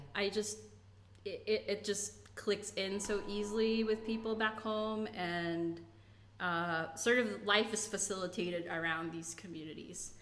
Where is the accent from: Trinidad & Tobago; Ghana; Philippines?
Philippines; moved away as an adult; now in United States; I grew up in the Philippines